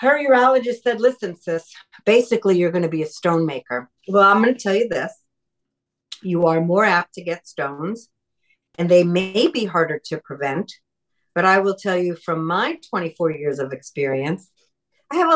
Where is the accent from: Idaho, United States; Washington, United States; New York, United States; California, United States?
New York, United States; When I was growing up in New York